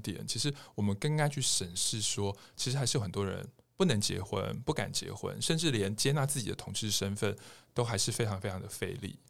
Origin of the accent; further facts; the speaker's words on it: Taiwan; 对于我们台湾人来讲都很强悍